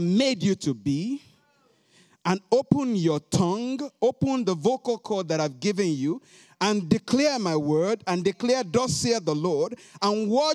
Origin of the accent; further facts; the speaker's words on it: Nigeria; moved away; I came from Nigeria, West Africa.